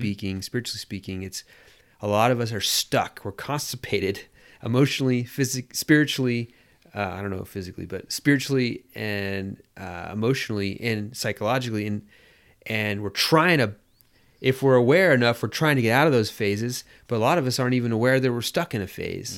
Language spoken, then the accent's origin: English; United States; being American